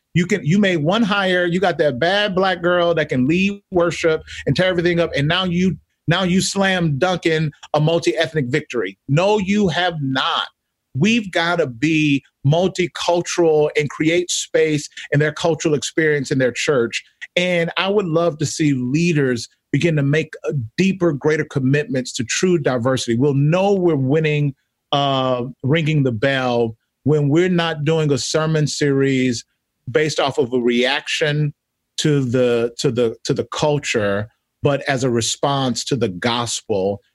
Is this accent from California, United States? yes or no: no; Mississippi, United States; I'm from Mississippi, grew up in the South